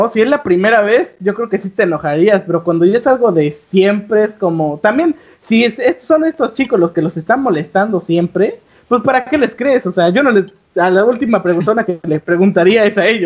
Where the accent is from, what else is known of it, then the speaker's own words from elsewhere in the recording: United States; bueno, yo sí soy gringo, ustedes no